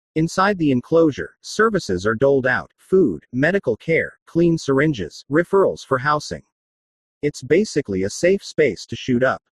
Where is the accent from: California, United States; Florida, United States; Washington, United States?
California, United States; San Francisco; born or raised there